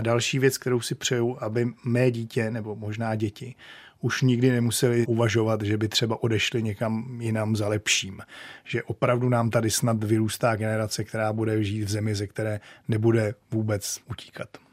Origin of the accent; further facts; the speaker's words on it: Czechia; moved away as an adult; also born or lived in Maine, United States; jsme jako Češi